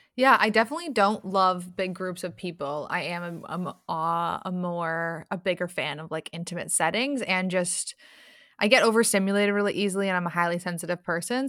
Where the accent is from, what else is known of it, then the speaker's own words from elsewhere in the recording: Toronto, Ontario, Canada; I'm from Toronto and Toronto, Canada